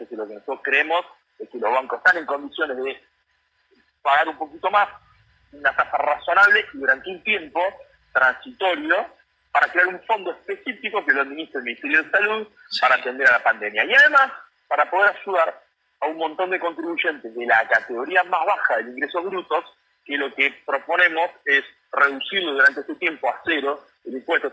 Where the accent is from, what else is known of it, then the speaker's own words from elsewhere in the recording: Lomas de Zamora, Buenos Aires Province, Argentina; soy de Conurbano y en particular de Loma de Zamora